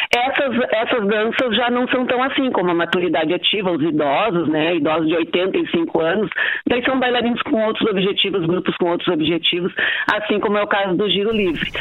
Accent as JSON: {"language": "Portuguese", "town": "Porto Alegre", "region": "Rio Grande do Sul", "country": "Brazil", "moved": "as an adult", "lives_now": "Santana do Livramento, Brazil", "said": "eu sou porto-alegrense. E hoje, há 42 anos, eu moro em Livramento"}